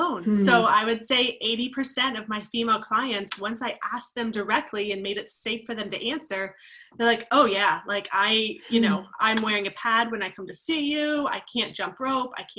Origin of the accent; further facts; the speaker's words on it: Maryland, United States; I grew up in, it's Maryland technically, but it's right on the border of West Virginia. So very small town, coal mining based